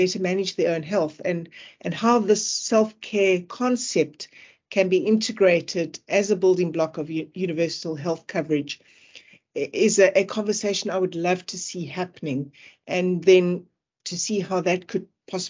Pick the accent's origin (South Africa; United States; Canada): South Africa; Several local as well, when I say local, being South African